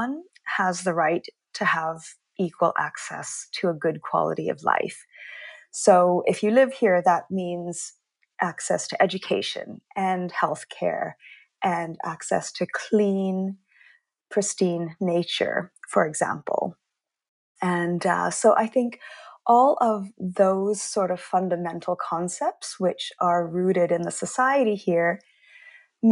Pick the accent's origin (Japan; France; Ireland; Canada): Canada; moved away as an adult; now in Stockholm, Sweden; I'm originally Canadian, so I was born and I grew up in Canada